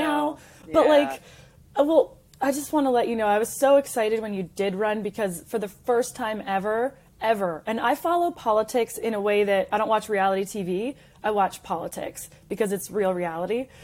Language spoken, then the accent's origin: English; Canada; now in United States; I am Canadian. I'm a proud American immigrant who did it the right way